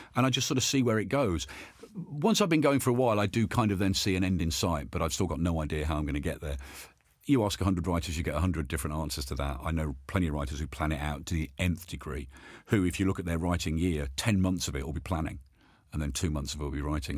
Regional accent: Birmingham, West Midlands, United Kingdom; I was born and brought up in Birmingham

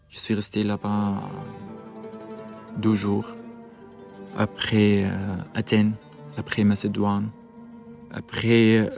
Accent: Syria; French is a second language; moved away as an adult; also born or lived in Lebanon; now in France; euh, je suis euh, de Syrie. Je suis parti euh, de Syrie parce que le régime de Syrie m'a demandé pour faire la service militaire avec eux en 2014.

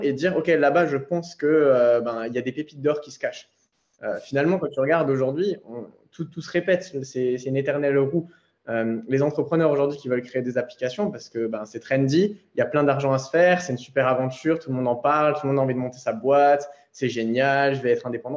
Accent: Alsace, Grand Est, France; moved away as an adult; also born or lived in Nice; je suis rentré en Alsace, donc euh, dans ma terre natale

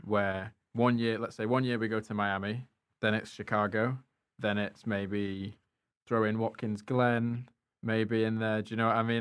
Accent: United Kingdom; as a European, as a British person

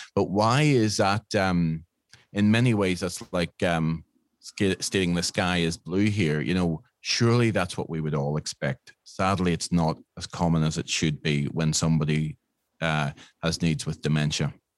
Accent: Northern Ireland, United Kingdom; moved away as an adult; now in Australia; I am from Northern Ireland

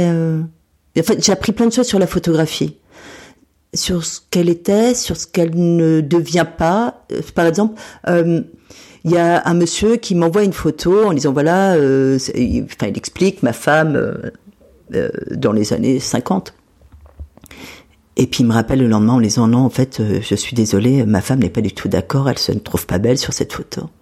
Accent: Metz, Grand Est, France; Et donc quand moi je suis partie de Metz euh, dans les années 80, cette piscine existait.

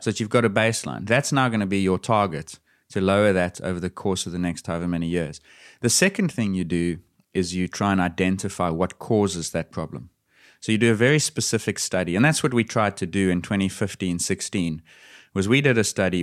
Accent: South Africa; As a South African

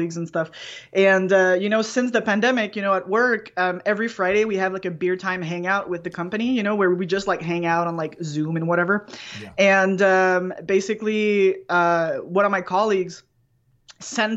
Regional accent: Canada; accent: French Canadian; I'm French Canadian. I have a weird accent.

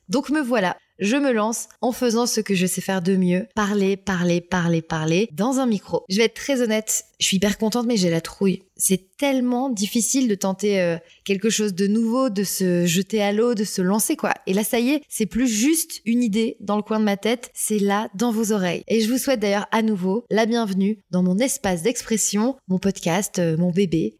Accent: Toulouse, Occitania, France; mini correspondante à Toulouse, ma ville natale

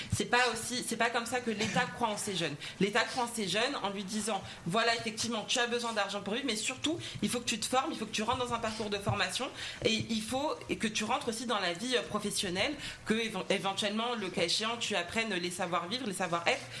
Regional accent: Val-de-Marne, Île-de-France, France; je viens du Val-de-Marne

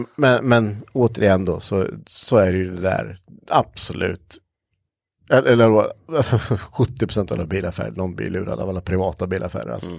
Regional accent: Östergötland, Sweden; accent: östgötska; jag kan inte höra mig att vi har så jävla grov östgötska

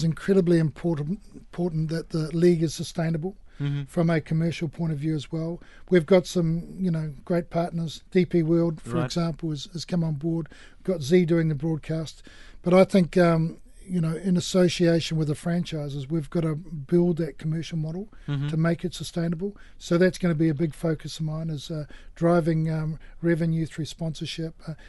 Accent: Australia; No, firstly, as an Australian, was brave to mention rugby, but we won't go there.

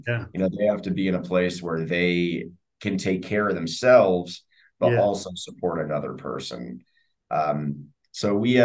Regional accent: United States; I'm from the States there for a moment.

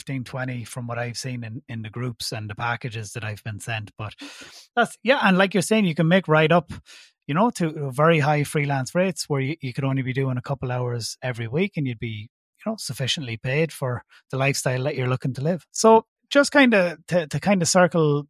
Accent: Ireland; accent: Irish; obviously I'm based in Ireland, in case you haven't guessed by my accent

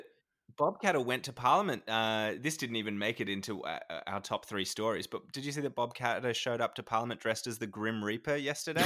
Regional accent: New South Wales, Australia; now in Victoria, Australia; I'm originally from New South Wales

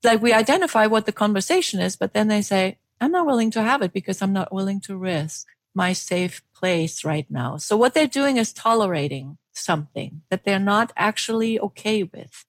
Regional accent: Germany; now in United States; I was born in Germany, and when I came to the United States, worked for international organizations

